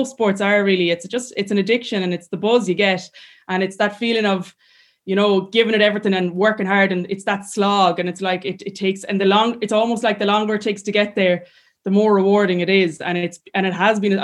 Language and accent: English; Clarenbridge, Connacht, Ireland; I'm from a lovely village and I'm from Clarenbridge and like my classmates were unbelievable when I was younger